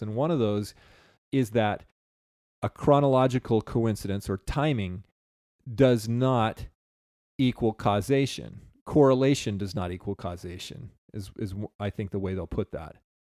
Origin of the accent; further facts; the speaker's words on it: United States